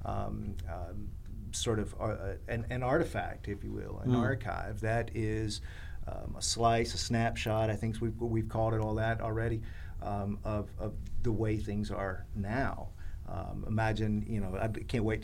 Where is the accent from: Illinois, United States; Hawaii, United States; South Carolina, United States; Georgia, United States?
South Carolina, United States; both a Southerner, a South Carolinian, and a poet